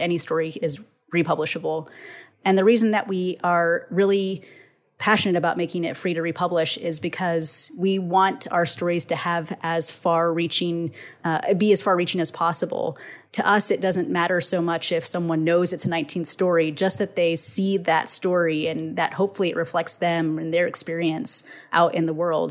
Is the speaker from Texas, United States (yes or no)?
yes; Texas, United States